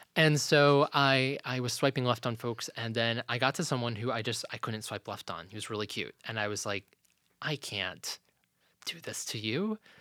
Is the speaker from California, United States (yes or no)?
no; Lynchburg, Virginia, United States; when we moved as a family from Virginia Beach to Lynchburg, Virginia, that not only was a big move for me